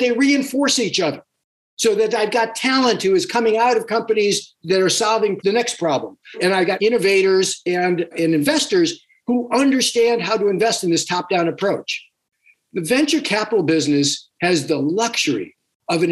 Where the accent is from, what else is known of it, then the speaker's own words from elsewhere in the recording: New Zealand; we have as Kiwi